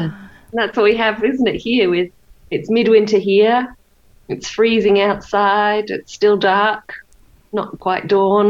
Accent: England, United Kingdom; now in United States; I grew up in England

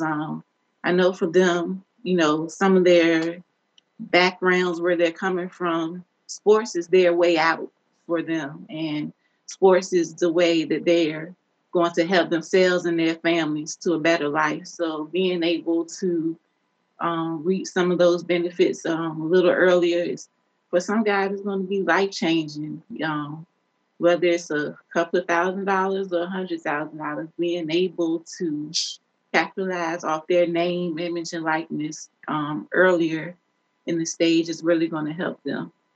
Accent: Newport News, Virginia, United States; growing up in downtown Newport News

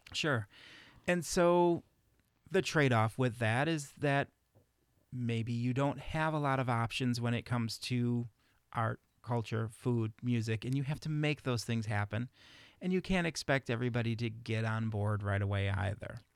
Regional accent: Chicago, Illinois, United States; now in Reedsburg, United States; growing up in Chicago

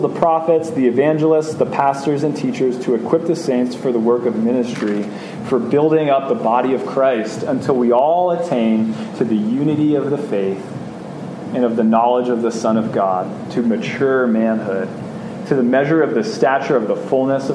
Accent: United States

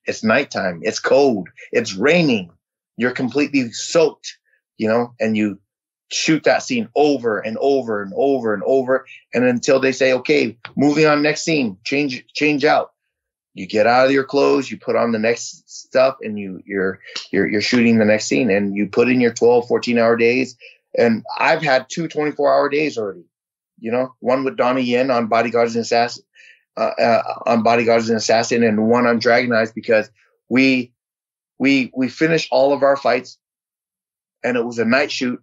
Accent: San Jose, California, United States; English is a second language; also born or lived in Vietnam; my grandfather got on his feet, and we bought a house in San Jose. And you know, we were that typical family that um, that you know, twelve to a four bedroom house

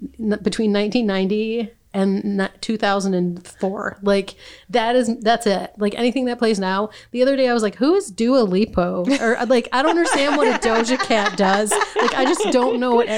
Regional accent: Saginaw, Michigan, United States; So I grew up in Saginaw

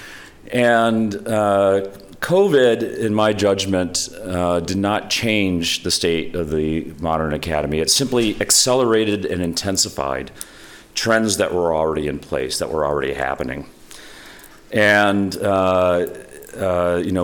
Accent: Holland, Michigan, United States; I grew up in Holland, Michigan, so I was, you know, teaching a few blocks from where I grew up.

